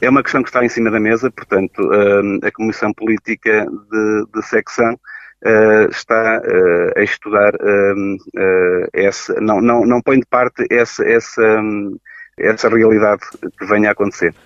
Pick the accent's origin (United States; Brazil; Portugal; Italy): Portugal; São João da Pesqueira, Viseu